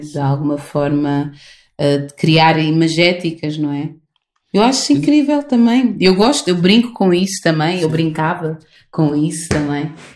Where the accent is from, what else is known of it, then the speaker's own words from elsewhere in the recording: Lisbon, Portugal; Lisboa, que é a cidade de onde eu sou, onde nasci